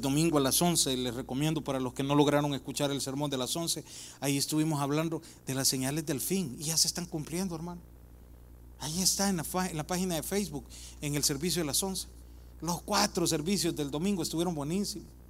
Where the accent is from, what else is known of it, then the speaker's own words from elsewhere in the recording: El Salvador; yo soy del Salvador